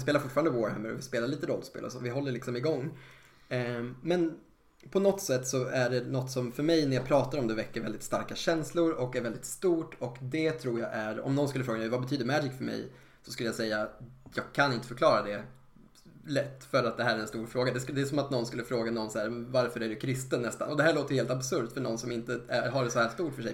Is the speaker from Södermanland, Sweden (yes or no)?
yes; Eskilstuna, Södermanland, Sweden; som butiken hette hemma i Eskilstuna på den tiden